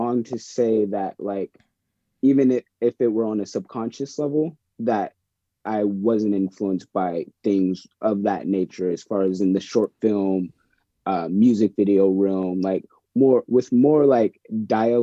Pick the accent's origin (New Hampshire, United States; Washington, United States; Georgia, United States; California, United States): Washington, United States; Bremerton; now in Seattle, United States; I grew up in Bremerton, in Kitsap County area.